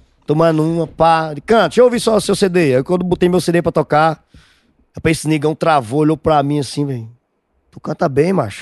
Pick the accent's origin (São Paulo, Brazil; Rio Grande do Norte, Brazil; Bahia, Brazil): Rio Grande do Norte, Brazil; Almino Afonso; Eu sou de Almino Afonso